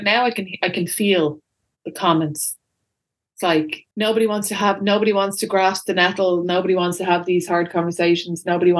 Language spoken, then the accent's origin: English; Ireland